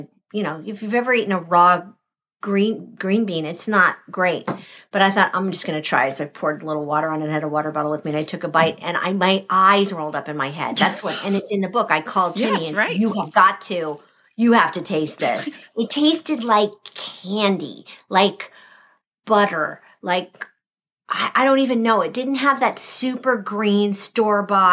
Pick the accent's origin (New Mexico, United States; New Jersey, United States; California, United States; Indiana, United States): California, United States; Southern; moved away; I grew up in Southern California.